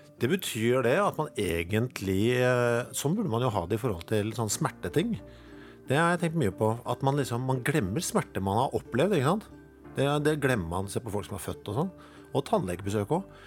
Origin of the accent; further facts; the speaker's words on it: Norway; jeg er norsk